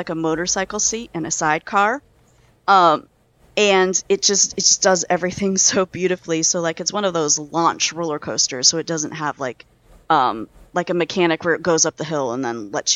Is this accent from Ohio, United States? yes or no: yes; northern Ohio, United States; I grew up in Ohio, in northern Ohio, which is where Cedar Point is